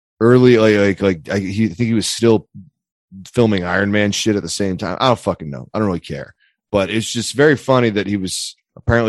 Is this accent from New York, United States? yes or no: no; near Easttown, Pennsylvania, United States; moved away; Easttown, Pennsylvania, which is not terribly far from where we grew up